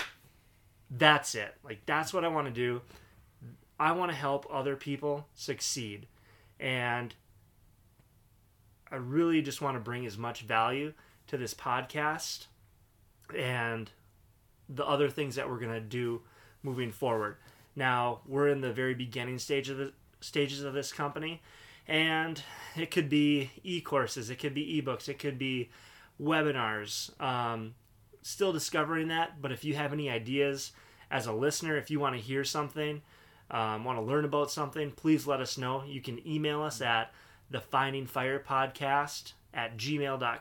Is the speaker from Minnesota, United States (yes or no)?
yes; Duluth, Minnesota, United States; Born and raised in Duluth, Minnesota.